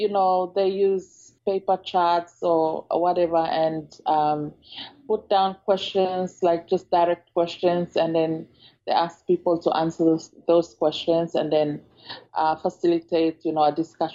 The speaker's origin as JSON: {"language": "English", "region": "Malaita", "country": "Solomon Islands", "tie": "born or raised there", "said": "I come from Solomon Islands. I'm a native from Malaita province in the Solomon Islands."}